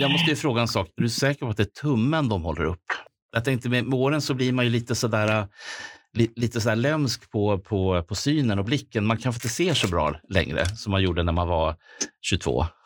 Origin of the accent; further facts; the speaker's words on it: Stockholm, Stockholm County, Sweden; Jag är ju född och uppvuxen i Rågsved som är då eh, grannförorten.